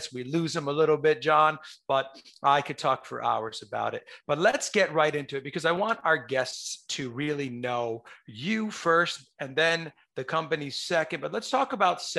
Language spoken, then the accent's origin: English; New York, United States; I'm from New York